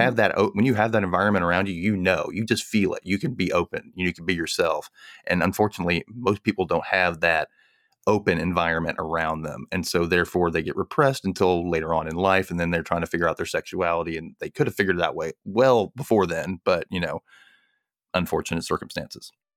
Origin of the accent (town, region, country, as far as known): United States